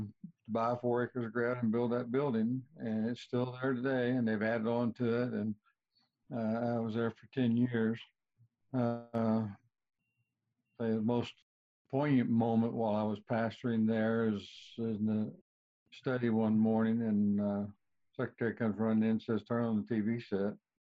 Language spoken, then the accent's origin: English; South Arkansas, United States; moved away as an adult; also born or lived in North Wildwood, New Jersey / Fort Worth, Texas; I grew up in South Arkansas. I guess I need to back up just a little bit. I was born in North Wildwood, New Jersey. I really got a circuitous life. My mother moved to South Arkansas when I was very young, and I grew up there.